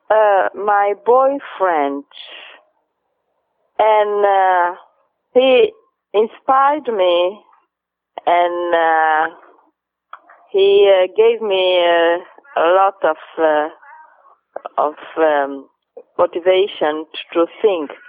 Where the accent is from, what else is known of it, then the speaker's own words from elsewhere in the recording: São Vicente, Cape Verde; English is a second language; Cabo Verde is a nice country. Of course, it's my country. Cabo Verde is uh, uh, 10 islands and I am from Saint Vincent